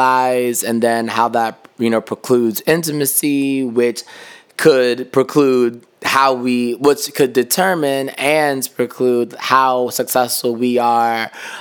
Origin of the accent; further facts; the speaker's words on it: New York City, New York, United States; as a New Yorker